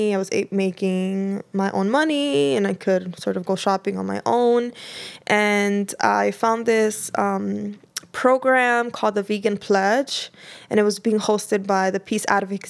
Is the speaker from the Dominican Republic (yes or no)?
yes; Dominican Republic; I'm from the Dominican Republic, and she was great.